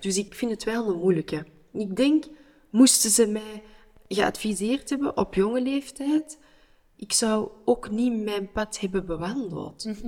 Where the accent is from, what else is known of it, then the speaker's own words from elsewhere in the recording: Antwerp, Flanders, Belgium; ik ben Antwerpenaar